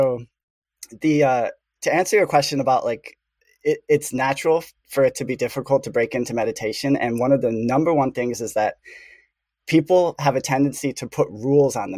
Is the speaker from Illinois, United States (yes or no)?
yes; Chicago, Illinois, United States; I grew up in the Midwest, in the heart of the empire, Chicago.